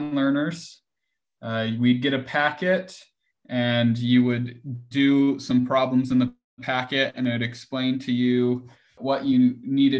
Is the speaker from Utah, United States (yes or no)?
yes; Ogden, Utah, United States; I'm from Ogden, Utah.